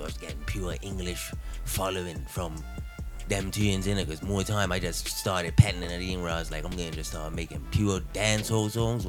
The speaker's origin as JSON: {"language": "English", "region": "Devonshire", "country": "Bermuda", "moved": "as an adult", "lives_now": "United Kingdom", "said": "I hail from Devonshire."}